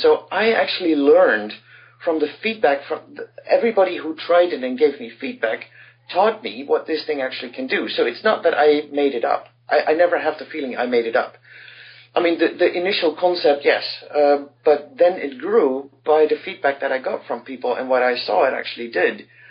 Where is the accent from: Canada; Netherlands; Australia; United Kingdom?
Netherlands; I come from the Netherlands